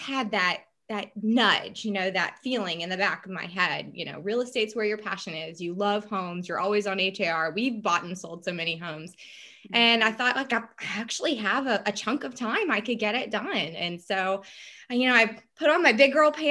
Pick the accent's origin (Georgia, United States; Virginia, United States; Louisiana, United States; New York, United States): Louisiana, United States; New Orleans; moved away as an adult; now in Houston, United States; I'm from New Orleans and I graduated 3 months later, Hurricane Katrina hit